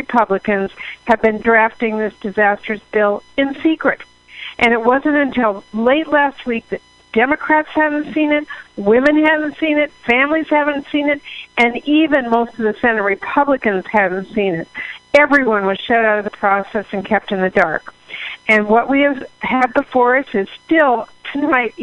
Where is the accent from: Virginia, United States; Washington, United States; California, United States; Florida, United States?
Washington, United States; Washington, my home state